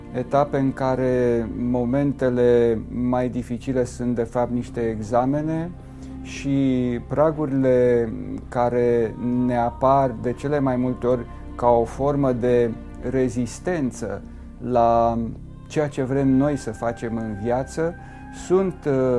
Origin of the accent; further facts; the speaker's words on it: Romania; m-am născut în România și sunt creștin ortodox